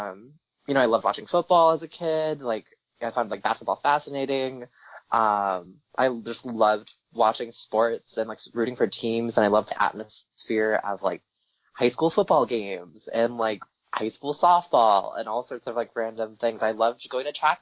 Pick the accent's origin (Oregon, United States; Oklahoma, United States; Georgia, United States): Oregon, United States; Corvallis; moved away as an adult; now in New York City, United States; I'm originally from Corvallis, Oregon